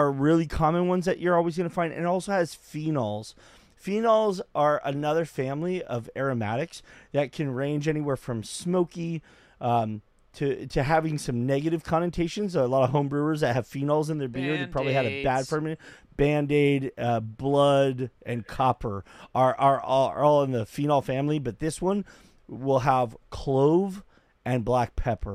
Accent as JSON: {"language": "English", "country": "United States", "tie": "born or raised there", "said": "growing up in America"}